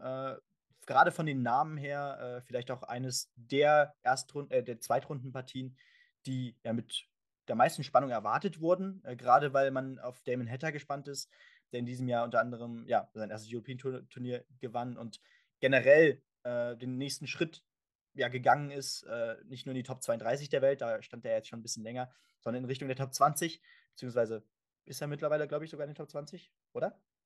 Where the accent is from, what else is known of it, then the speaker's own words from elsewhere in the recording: Germany; für uns natürlich auch als Deutsche